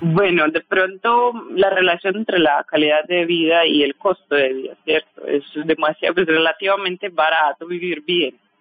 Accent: Russia; now in Colombia; mi tierra

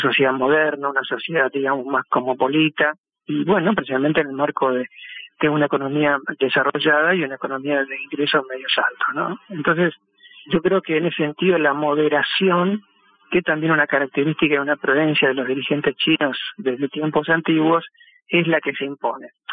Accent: Argentina

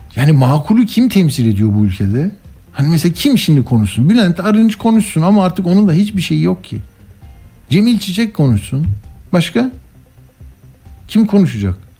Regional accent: Istanbul, Turkey; ben İstanbullu olarak

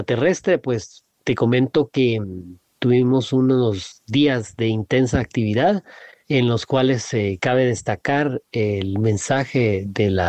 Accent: Honduras; tengo nueve años, soy de Honduras.

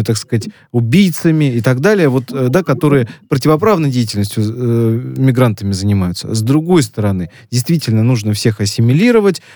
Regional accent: Tajikistan; moved away; я вот из Таджикистана

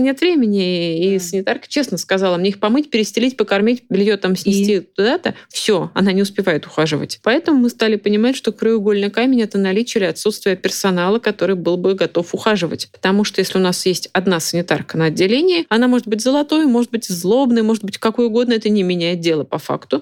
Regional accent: Moscow, Russia; Я из Москвы

